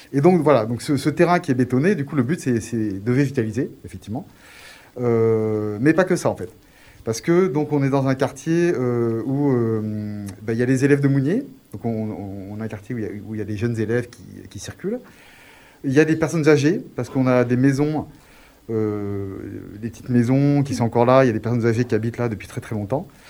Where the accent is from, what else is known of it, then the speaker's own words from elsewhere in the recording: Grenoble, Auvergne-Rhône-Alpes, France; je suis né à Grenoble, euh, j'ai fait mes études à Grenoble